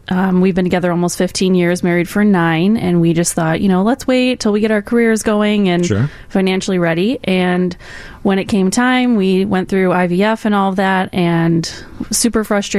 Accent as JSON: {"language": "English", "region": "Illinois", "country": "United States", "said": "I'm from the Northwest Suburbs."}